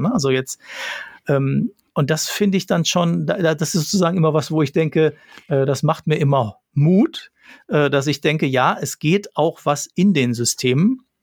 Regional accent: Ruhr area, North Rhine-Westphalia, Germany; ich komme aus dem Ruhrgebiet

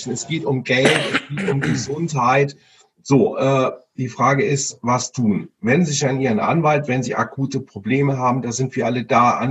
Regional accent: Cologne, North Rhine-Westphalia, Germany; Ja, weil wir, wir kommen ja aus Köln

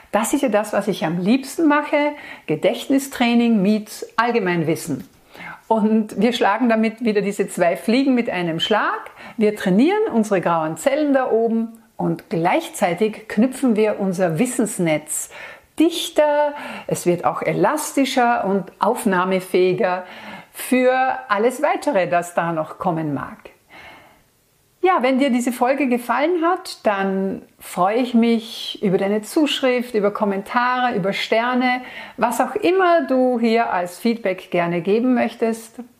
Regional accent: Austria; Und bei uns in Österreich ist das im Wildnisgebiet Dürrenstein der Fall und im Nationalpark Kalkalpen.

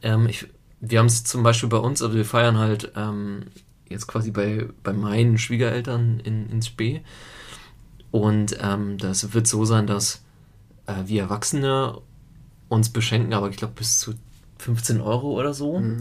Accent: Italy; bei uns in Italien

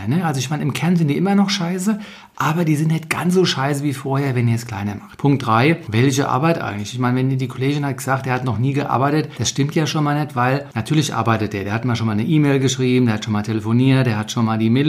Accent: Frankfurt, Hesse, Germany; Diese Woche der Anti-Ärger-Newsletter mal direkt aus Frankfurt, meiner Heimat.

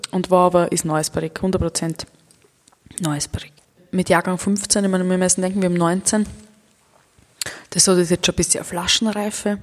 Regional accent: Mittelburgenland, Austria; bei uns

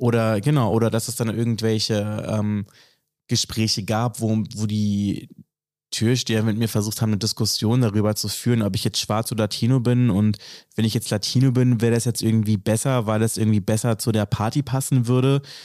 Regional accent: Berlin, Germany; mich als Berliner identifiziere

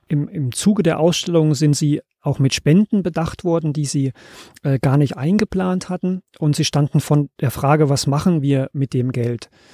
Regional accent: Germany; als Deutsche

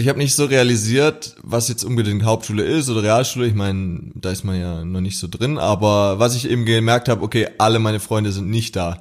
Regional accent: near Stuttgart, Baden-Württemberg, Germany; ich komme aus der Nähe von Stuttgart

